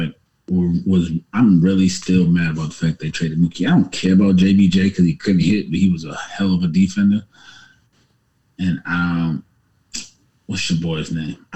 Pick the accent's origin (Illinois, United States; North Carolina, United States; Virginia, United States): Virginia, United States; I'm from Virginia